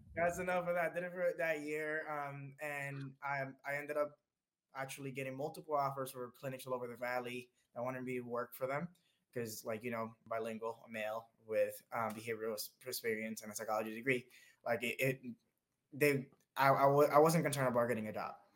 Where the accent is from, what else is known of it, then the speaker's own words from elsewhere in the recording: Dominican Republic; now in United States; I was born in the Dominican Republic, this little tiny island in the Caribbean, right next to Puerto Rico, right next to Cuba, right next to Jamaica. Paradise, truly amazing. um, really, honestly, can't phrase it better uh, it was wonderful growing up there.